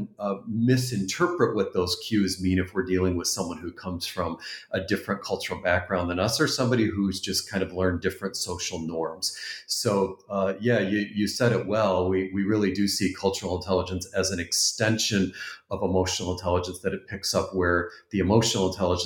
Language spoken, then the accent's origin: English; Canada; the Canadian home that I was brought up